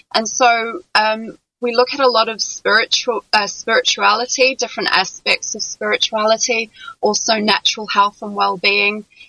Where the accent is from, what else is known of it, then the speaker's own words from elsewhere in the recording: New Zealand; also born or lived in London; now in France; I'm originally from New Zealand.